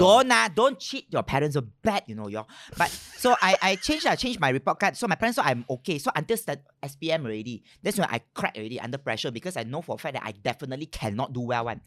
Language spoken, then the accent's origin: English; Malaysia; I'm Malaysian